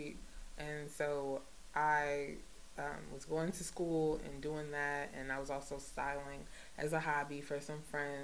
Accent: North New Jersey, United States; I'm from North New Jersey

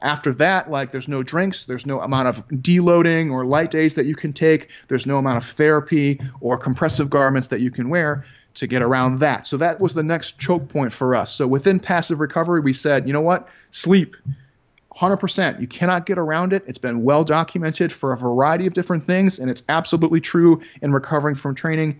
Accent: Chicago, Illinois, United States; I grew up in Chicago, Illinois

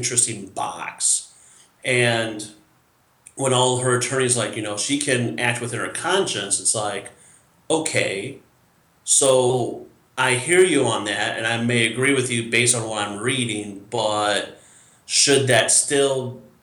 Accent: near Morrison, Illinois, United States; not too far from my hometown, is a town called Morrison

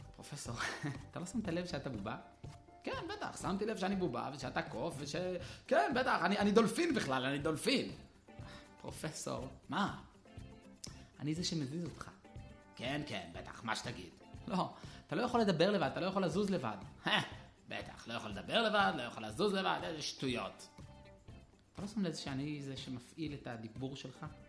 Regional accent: Jerusalem, Jerusalem District, Israel; אני נולדתי בירושלים, בשכונת גבעת מרדכי

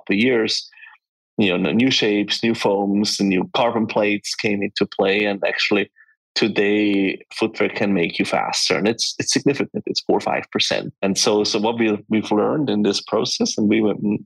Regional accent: Switzerland; we are from Switzerland. I grew up and I still live in the mountains.

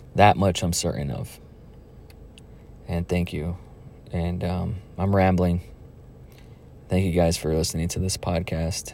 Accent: Donna, Texas, United States; moved away; Donna, my hometown

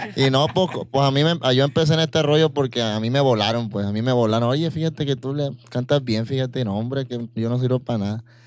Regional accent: La Puerta de Canoa, Sinaloa, Mexico; Allí en el rancho, yo soy de la Puerta de Canoa

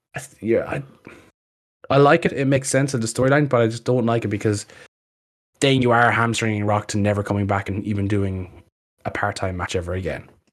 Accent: Ireland; we're a small country

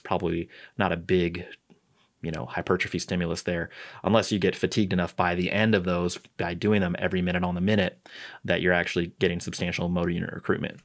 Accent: St. Louis, Missouri, United States; moved away; I'm from Saint Louis. I'm a Cardinals fan.

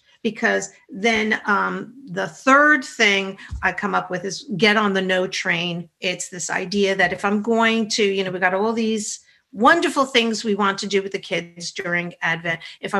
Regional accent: New York, United States; I'm a New Yorker.

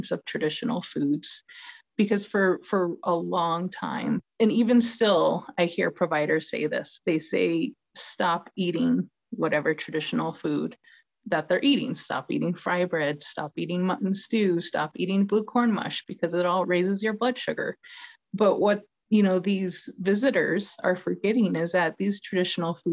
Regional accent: Chinle, Arizona, United States; I'm from the community. I'm from Chinle, which is the heart of the Navajo Nation

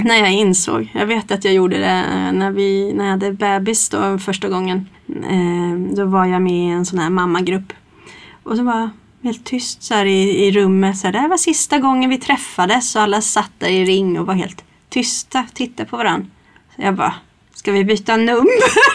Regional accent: Stockholm, Stockholm County, Sweden; moved away as an adult; now in Kristinehamn, Sweden; jag kommer ju inte från Kristinehamn från början och komma från, från Stockholm

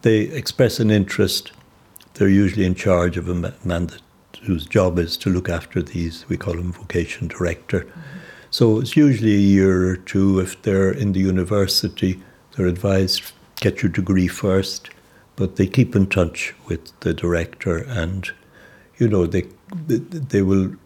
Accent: Ireland; moved away as an adult; now in Zambia; I was working as an Irishman.

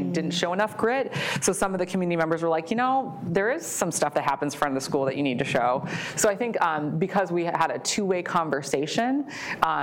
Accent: Maple Grove, Minnesota, United States; I grew up in the Plymouth Maple Grove area, went to Osseo schools

